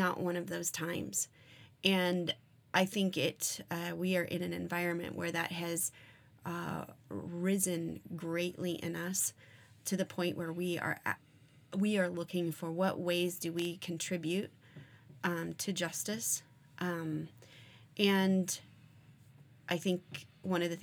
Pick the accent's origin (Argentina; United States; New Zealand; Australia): United States; Arizona; I grew up in Arizona where we had multiple Indian reservations around the area.